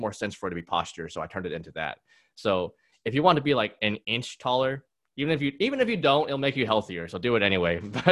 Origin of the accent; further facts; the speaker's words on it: Laredo, Texas, United States; I'm from Laredo, Texas